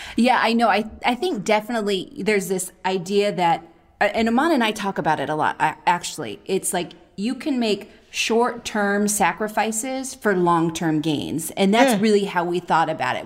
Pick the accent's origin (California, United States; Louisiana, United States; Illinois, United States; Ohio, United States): California, United States; Oakland; moved away; we're from Oakland